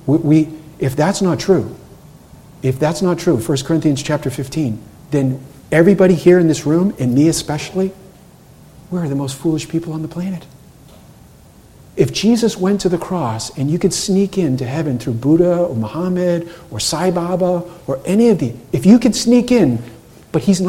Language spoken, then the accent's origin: English; Cape Cod, Massachusetts, United States; I grew up on Cape Cod